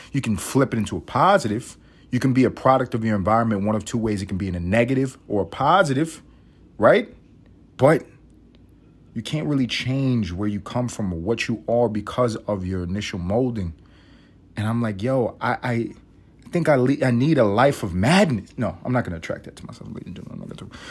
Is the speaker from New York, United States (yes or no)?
yes; New York City, New York, United States; now in Atlanta, United States; I grew up in New York City